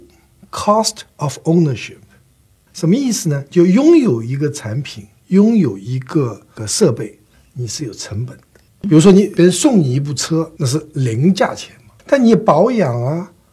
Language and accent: Chinese; Shanghai, China; accent: Taiwanese; 我生在上海，长在上海，尽管我有台湾口音。